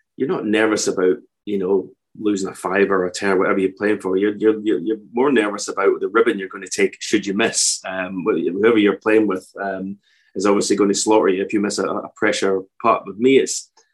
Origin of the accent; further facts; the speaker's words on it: Edinburgh, Scotland, United Kingdom; also born or lived in Fife / Auchterarder; I was born in Edinburgh, moved to Fife as a teenager